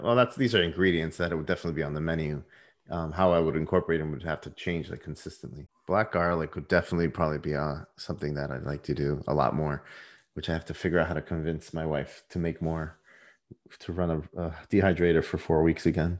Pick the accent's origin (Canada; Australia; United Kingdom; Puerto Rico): Puerto Rico; I was born in Puerto Rico. I was raised in the Puerto Rican culture to an extent.